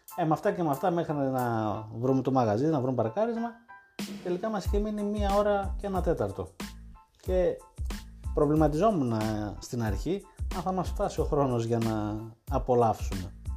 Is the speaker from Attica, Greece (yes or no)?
no; Thessaloniki, Central Macedonia, Greece; εμεί είμαστε από Θεσσαλονίκη και έχουμε τη φιλοσοφία του χαλαρά